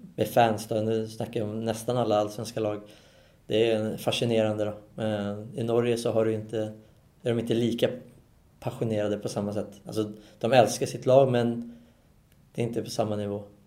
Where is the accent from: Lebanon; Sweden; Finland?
Sweden; Solna, Stockholm County; moved away as an adult; now in Norway; jag är Solna-kille och är uppvuxen och stått i klacken